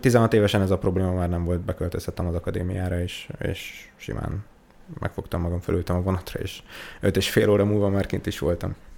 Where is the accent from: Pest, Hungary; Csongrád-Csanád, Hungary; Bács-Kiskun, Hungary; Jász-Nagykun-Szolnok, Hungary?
Pest, Hungary; Diósd; also born or lived in Budapest / Veresegyház; én uh, Budapesten születtem itt a 13. kerületben, de a uh-huh. Mhm. már még mielőtt én emlékeznék rá, Veresegyházra költöztünk, aztán utána Diósdra